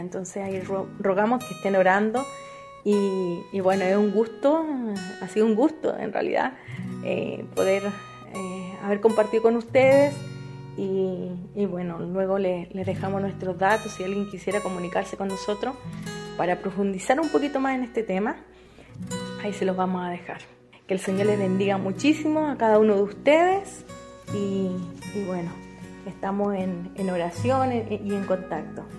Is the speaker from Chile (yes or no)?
yes; Chile; first language Spanish; moved away as an adult; also born or lived in Equatorial Guinea; now in Costa Rica; yo soy chilena